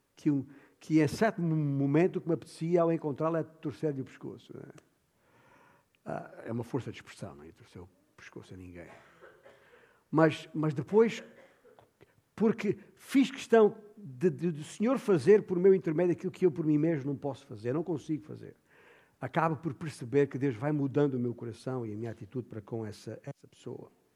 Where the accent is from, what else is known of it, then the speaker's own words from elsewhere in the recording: Alentejo, Portugal; na minha terra, o meu alentejo